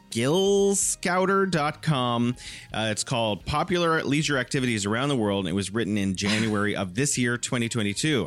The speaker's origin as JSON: {"language": "English", "region": "California", "country": "United States", "moved": "yes", "lives_now": "Wuhan, China", "said": "I'm originally from California, but I'm living here in beautiful Wuhan, China"}